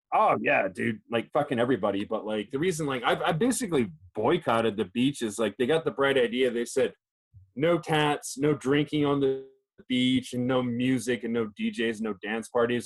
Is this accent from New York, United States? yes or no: no; Chicago, Illinois, United States; now in Japan; my hometown Chicago